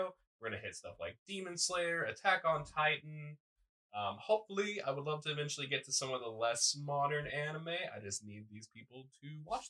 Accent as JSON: {"language": "English", "region": "Texas", "country": "United States", "said": "I'm from Texas, if you hadn't noticed."}